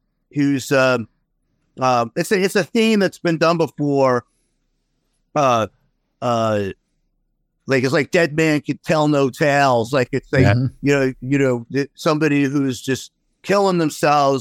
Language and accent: English; New York City, New York, United States; moved away as an adult; where we move is not too far from where I grew up in Queens